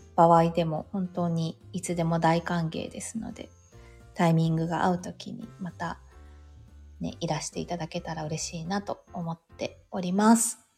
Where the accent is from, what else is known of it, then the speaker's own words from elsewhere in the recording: Yokohama, Kanagawa, Japan; 実家も横浜なので